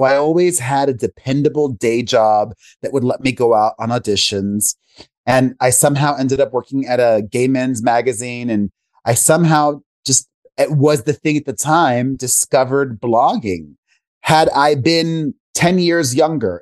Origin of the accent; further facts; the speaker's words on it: Miami, Florida, United States; moved away as an adult; also born or lived in New York; now in Las Vegas, United States; I grew up in Miami, Florida, the son of two Cuban immigrants